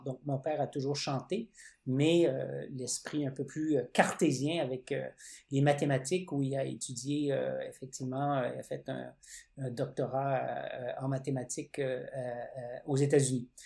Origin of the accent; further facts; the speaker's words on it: Winnipeg, Manitoba, Canada; now in Quebec, Canada; je vis euh, au Québec, mais je suis pas québécois d'origine. Je suis né dans l'Ouest canadien, à Winnipeg